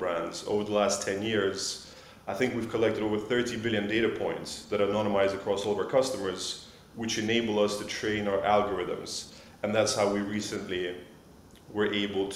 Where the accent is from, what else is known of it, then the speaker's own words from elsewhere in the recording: Switzerland; moved away as an adult; now in London, United Kingdom; I grew up in Switzerland. I moved out to London to start my career